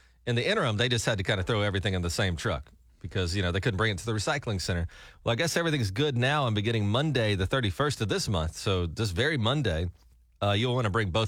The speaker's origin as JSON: {"language": "English", "region": "Gulf Coast", "country": "United States", "tie": "born or raised there", "said": "I grew up on the Gulf Coast where people will go to vacation if you know Gulf Shores and Panama City and that kind of part of the country."}